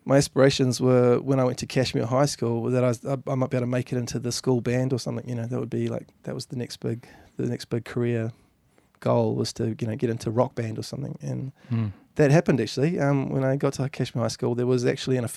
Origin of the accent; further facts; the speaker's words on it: Governors Bay, Canterbury, New Zealand; I grew up in Governor's Bay over in the harbour there